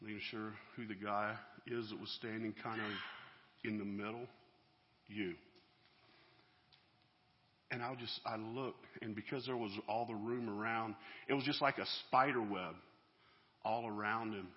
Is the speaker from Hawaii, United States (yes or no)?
no; Georgia, United States; So we're from Georgia, down there where one of my Yankee friends says our homes are mobile and our cars aren't